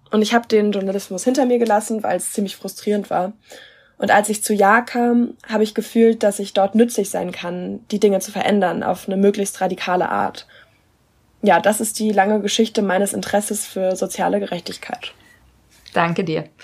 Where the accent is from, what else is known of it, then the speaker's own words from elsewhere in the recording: South Africa; Ich bin während der Apartheid in Südafrika aufgewachsen. Ich bin recht behütet aufgewachsen